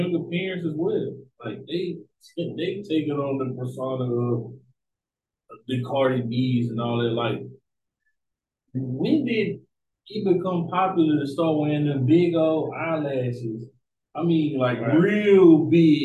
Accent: Alabama, United States; also born or lived in Houston, Texas; I grew up in Alabama.

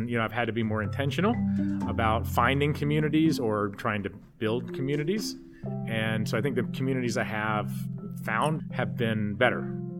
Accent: North Carolina, United States; growing up in North Carolina in the buckle of the Bible Belt. Religious diversity where I'm from is like, what kind of Baptist are you?

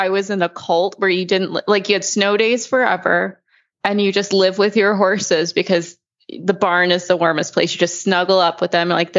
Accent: South Haven, Michigan, United States; I'm actually from South Haven, Michigan, which is hella worse in the winter. You get the lake effect snow.

